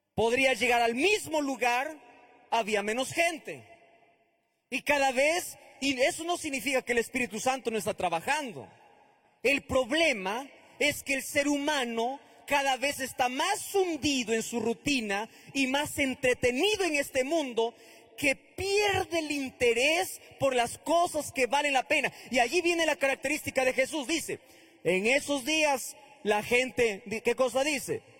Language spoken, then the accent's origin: Spanish; northern Peru, Peru; Prediqué en el norte de, del Perú, cerca, cerca de, mi tierra